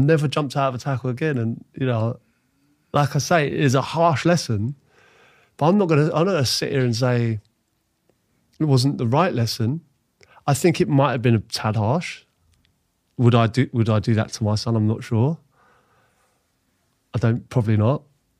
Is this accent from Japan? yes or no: no; Ealing, London, United Kingdom; I'm bearing in mind, I grew up in Ealing. Getting home from White Hart Lane was an overground. Seven Sisters to Oxford Circus to Ealing Broadway, and then walk home from there.